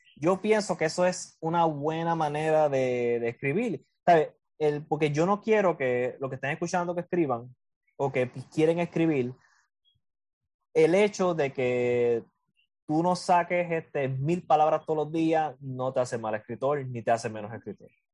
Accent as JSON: {"language": "Spanish", "country": "Puerto Rico"}